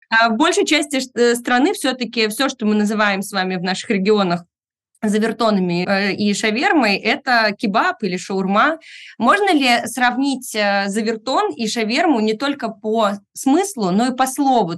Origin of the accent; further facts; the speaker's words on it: Irkutsk, Irkutsk Oblast, Russia; Я сама родилась в Иркутске, и многие из этих слов я слышала от бабушки в детстве